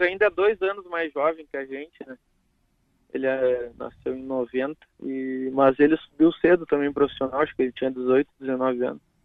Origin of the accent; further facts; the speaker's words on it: Porto Alegre, Rio Grande do Sul, Brazil; Sou daqui de Porto Alegre